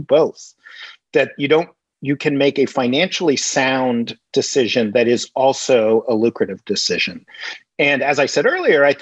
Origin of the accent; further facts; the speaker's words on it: New York City, New York, United States; I grew up in Greenwich Village, New York, in all artist housing.